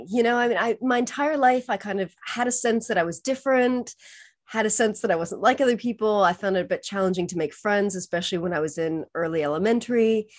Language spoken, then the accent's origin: English; California, United States; also born or lived in Spain / Costa Rica / Mexico / Argentina; now in England; So I'm originally from California. I lived in several different countries. I studied abroad in Spain. I taught English in Costa Rica. I lived in Mexico for 8 years. Lived in Argentina for 5 years, spent lots of time in Chile.